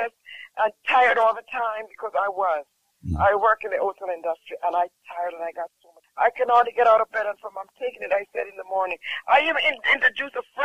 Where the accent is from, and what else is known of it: Jamaica